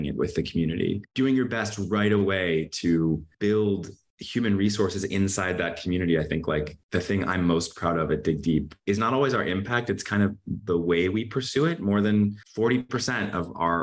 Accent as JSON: {"language": "English", "region": "Midwest", "country": "United States", "tie": "born or raised there", "said": "growing up in the Midwest"}